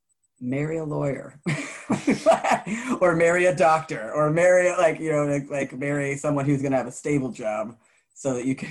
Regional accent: Savannah, Georgia, United States; also born or lived in New York / Florida / Coral Springs, Florida; now in Dallas, United States; I was raised in the South. I was raised in Savannah, Georgia, and there's just a friendliness, and that's why I think I moved to Dallas because we lived here for a little bit, and I moved to Florida with my folks, but then I moved back to Dallas

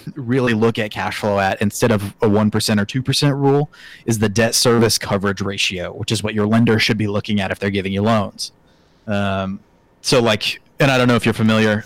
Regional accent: Oklahoma City, Oklahoma, United States; moved away as an adult; now in Kansas, United States; I'm an Oklahoma boy, born and raised in Oklahoma City

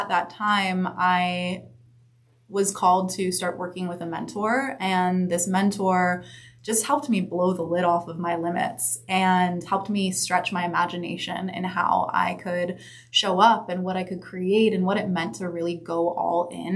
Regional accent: Santa Monica, California, United States; also born or lived in San Diego; So I was born and raised in Santa Monica, right actually down the street at Johns Hopkins.

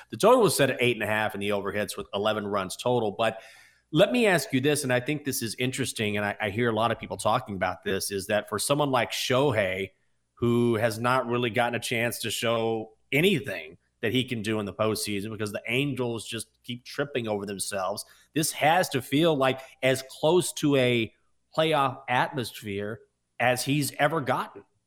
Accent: United States; I'm an American

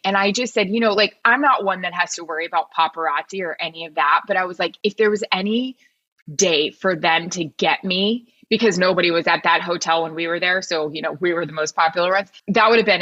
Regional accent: Florida, United States; Like I am from Florida

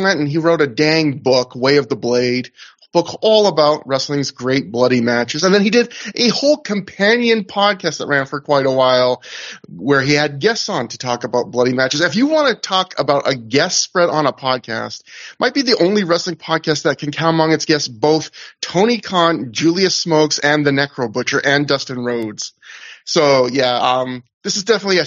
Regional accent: Northwest Canada, Canada; I'm Northwest Canadian.

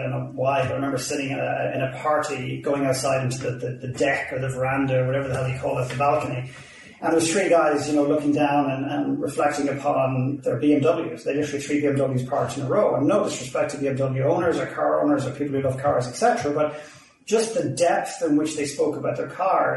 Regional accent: Ireland; accent: Irish; now in Vancouver, Canada; I'm Irish

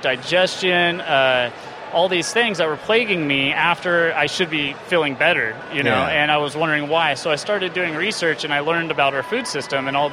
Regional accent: Monmouth, Oregon, United States; I'm from Monmouth

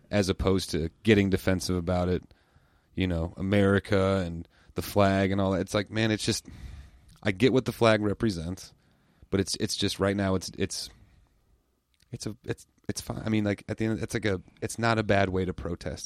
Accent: United States; I love living in the United States. I love being American

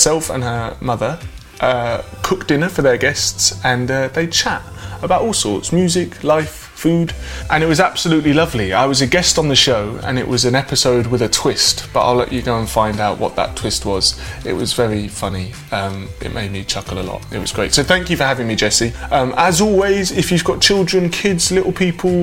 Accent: Hertford, East of England, United Kingdom; I'm from Hertford, which is just north of London.

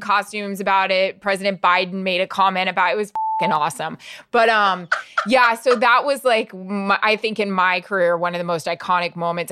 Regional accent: Florida, United States; grew up in Florida

